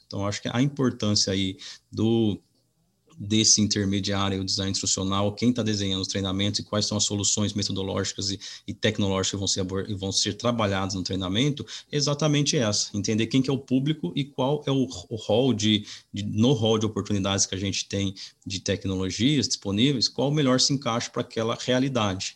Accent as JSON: {"language": "Portuguese", "region": "Minas Gerais", "country": "Brazil", "moved": "yes", "lives_now": "Piracicaba, Brazil", "said": "eu sou é, mineiro, na cidade de, de Camuquira, no sul de Minas."}